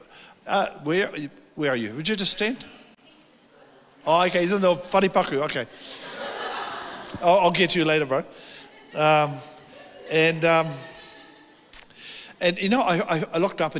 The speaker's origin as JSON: {"language": "English", "region": "South Island of New Zealand", "country": "New Zealand", "said": "I'm from the South Island of New Zealand, little town there"}